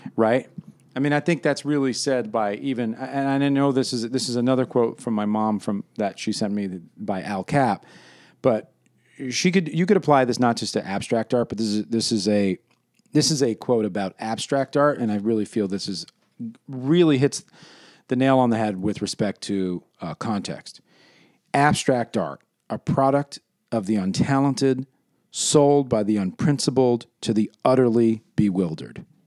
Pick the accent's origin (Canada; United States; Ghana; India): United States; New York City, New York; when I was growing up in New York City